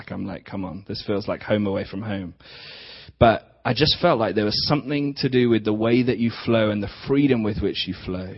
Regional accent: England, United Kingdom; accent: English; We're from England, so you're going to have to put up with some English accents

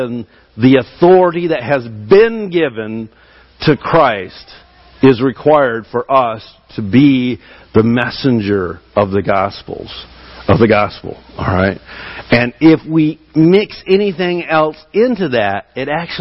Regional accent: Michigan, United States; I'm from Michigan

